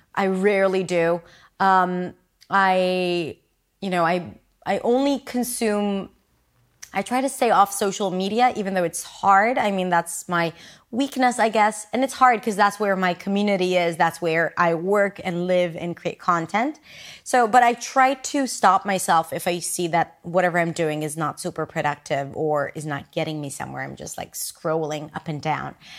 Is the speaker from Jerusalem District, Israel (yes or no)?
no; Petah Tikva, Central District, Israel; English is a second language; now in Tel Aviv, Israel; I was born and raised in Israel. I grew up in Petah Tikva, and now I live in Tel Aviv